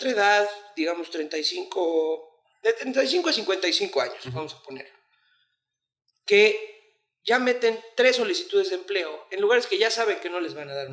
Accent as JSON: {"language": "Spanish", "country": "Mexico", "said": "como mexicano te lo digo."}